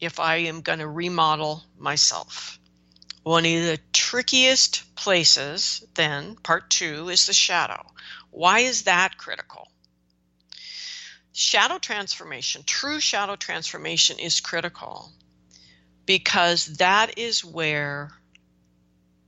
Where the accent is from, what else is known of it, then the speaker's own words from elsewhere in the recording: United States; I'm an American right now